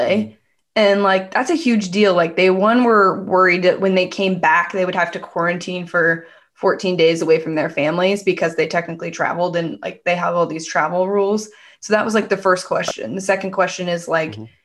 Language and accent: English; Bay Area, California, United States; I'm from the Bay Area.